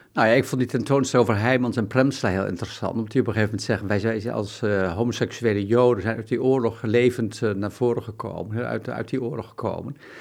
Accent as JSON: {"language": "Dutch", "town": "Bedum", "region": "Groningen", "country": "Netherlands", "moved": "yes", "said": "ik kom zelf uit Bedum, dat is gewoon een gereformeerd rotdorp"}